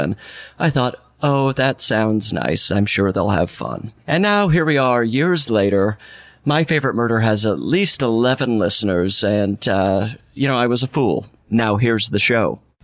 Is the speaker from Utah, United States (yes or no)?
yes; Salt Lake City, Utah, United States; growing up in Salt Lake City was legendary